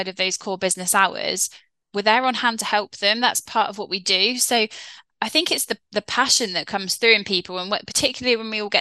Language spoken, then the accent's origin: English; South West England, United Kingdom; we are Cornish as well ourselves, so we can fly that Cornwall flag